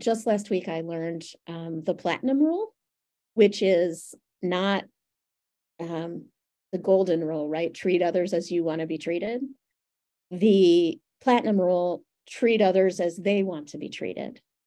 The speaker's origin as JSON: {"language": "English", "region": "Western New York", "country": "United States", "tie": "born or raised there", "said": "I was growing up in Western New York"}